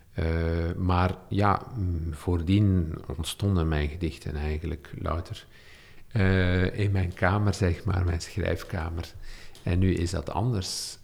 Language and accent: Dutch; Olsene, Flanders, Belgium; also born or lived in Leuven / Deinze; het dorp wou leven waar ik opgegroeid ben